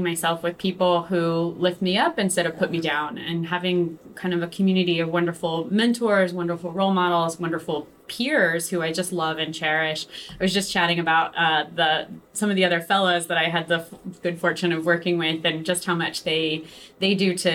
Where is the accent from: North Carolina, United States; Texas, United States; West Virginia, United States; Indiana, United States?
West Virginia, United States; also born or lived in Brooklyn, New York; now in New York City, United States; I'm from West Virginia originally, so I grew up in a pretty small community